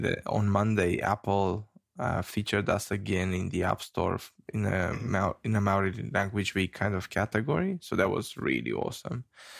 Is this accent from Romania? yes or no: yes; Romania; now in New Zealand; I come from New Zealand, but I come from Romania.